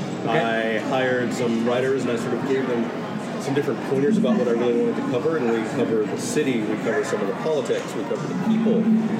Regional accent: Alabama, United States; being a black guy growing up in Alabama

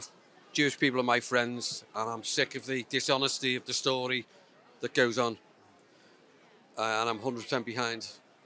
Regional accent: Liverpool, North West England, United Kingdom; Because I'm a Catholic from Liverpool. I've worked in Manchester all my life

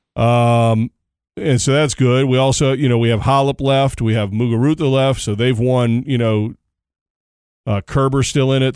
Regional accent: United States; as an American

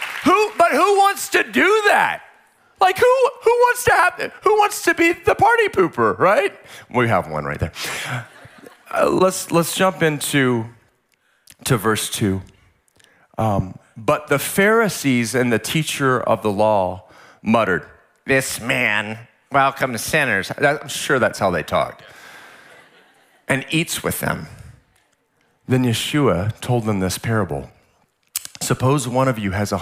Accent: Central Texas, United States; now in San Diego, United States; I grew up in like Central Texas

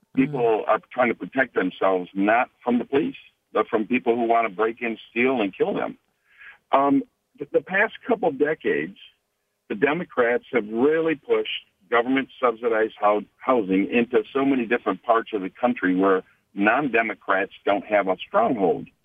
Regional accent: Detroit, Michigan, United States; now in Kansas, United States; what I grew up in in Highland Park in in the inner city of Detroit

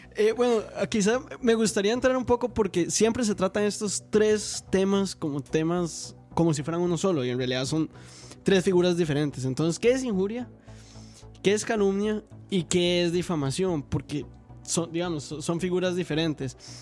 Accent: Costa Rica; nosotros como costarricenses

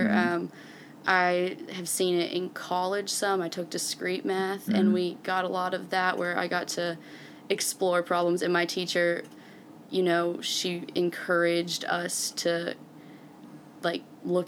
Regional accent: Oxford, Mississippi, United States; I'm from Oxford, and I'm majoring in elementary education

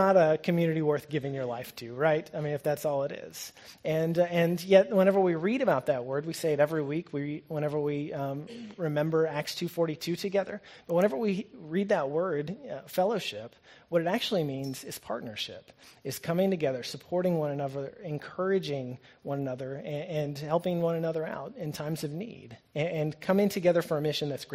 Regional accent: Norman, Oklahoma, United States; moved away; growing up in Norman, rain meant we could turn off the sprinklers

